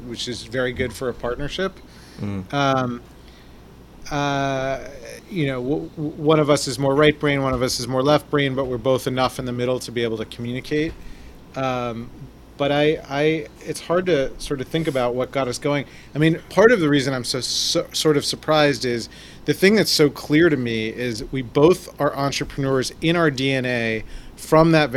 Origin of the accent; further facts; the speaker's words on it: New York City, New York, United States; I'm also born and raised in Manhattan, New York City